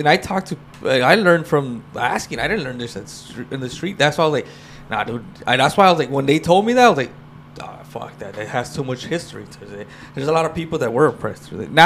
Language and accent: English; Los Angeles, California, United States; my dad's Salvi, but like I said, I grew up in East